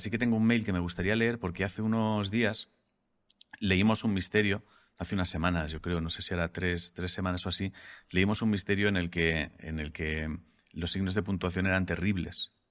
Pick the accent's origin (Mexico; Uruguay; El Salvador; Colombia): Mexico; Antes que nada, no soy un robot, simplemente soy mexicana, no de Sudamérica.